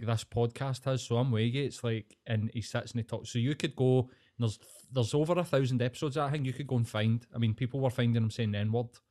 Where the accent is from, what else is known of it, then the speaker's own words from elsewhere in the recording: Scotland, United Kingdom; I'm Scottish